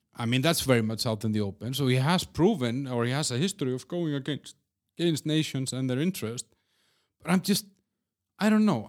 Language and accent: English; Iceland; moved away as an adult; now in Czech Republic; I moved away from Iceland almost twenty years ago